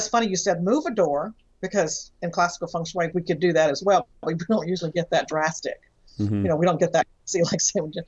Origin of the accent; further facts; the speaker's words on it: Texas, United States; I'm from Texas